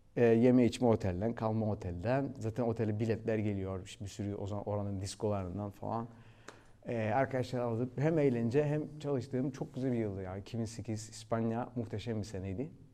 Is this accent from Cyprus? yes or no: yes; Cyprus; moved away as an adult; also born or lived in London, United Kingdom / Cardiff, United Kingdom / Ibiza, Spain / Australia; now in Turkey; Kıbrıs'ta doğdum zaten. Yani 22 yaşına kadar Kıbrıs'taydım